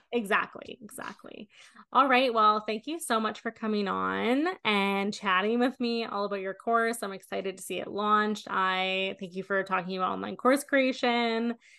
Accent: Canada; I'm Canadian.

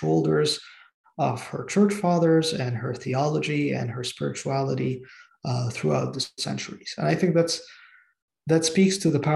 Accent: Egypt; moved away; growing up in Egypt, where you always knew that some of the churches you were going to attend

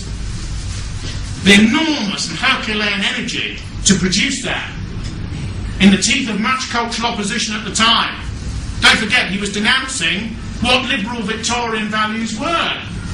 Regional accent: England, United Kingdom; as an Englishman

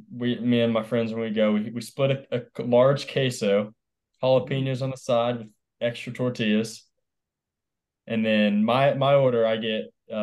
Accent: Suwanee, Georgia, United States; moved away; I'm from Suwanee, Georgia, which is about an hour north of Atlanta.

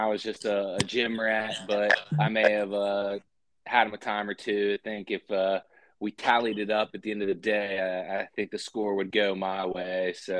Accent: Wheeling, West Virginia, United States; also born or lived in Marietta, Ohio; Born and raised in West Virginia. Played some high school hoops at the Lindsley School in Wheeling, West Virginia.

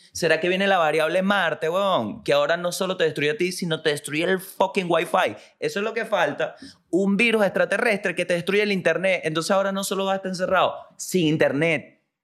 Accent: La Guaira, Venezuela; now in Santiago, Chile; Yo nací en La Guaira.

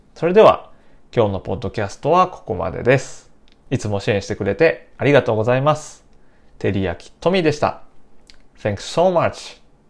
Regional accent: Nara, Japan; 私の出身は奈良県です

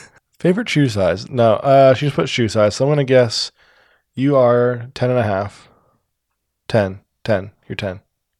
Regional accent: Omaha, Nebraska, United States; born there; I was born in Omaha. It's a birthplace.

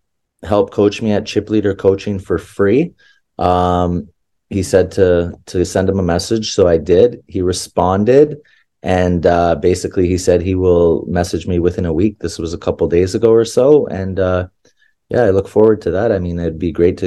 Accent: Canada; as a Canadian

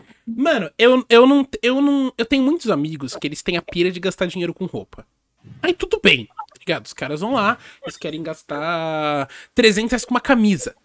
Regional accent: São Paulo, Brazil; eu nasci em São Paulo

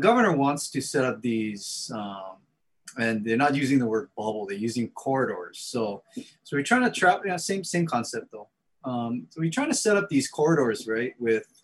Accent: Kaneohe, Hawaii, United States; from Kaneohe, Hawaii, 96744

